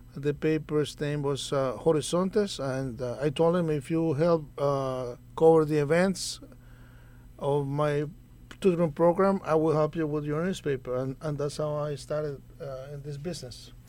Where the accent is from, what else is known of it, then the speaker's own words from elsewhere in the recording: Nicaragua; moved away as an adult; also born or lived in New Brunswick, New Jersey; now in United States; I am originally from Nicaragua. I uh, came to the U.S. on a foreign student visa